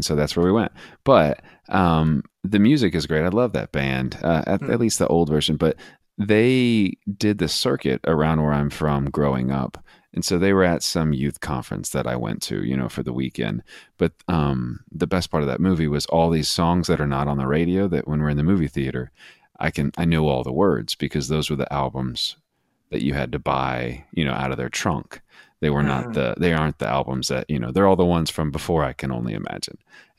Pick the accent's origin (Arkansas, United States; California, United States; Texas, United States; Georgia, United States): Texas, United States; I grew up in West Texas, spent the bulk of my adult or young adult or adolescent life there.